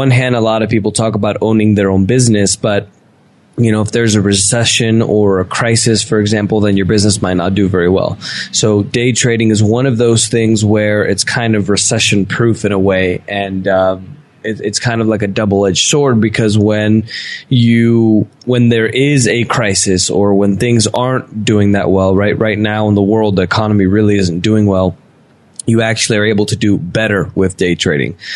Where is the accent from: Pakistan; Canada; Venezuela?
Venezuela; born there; Yeah, yeah. I'm, i was born in Venezuela, but I'm half Italian, half Spanish.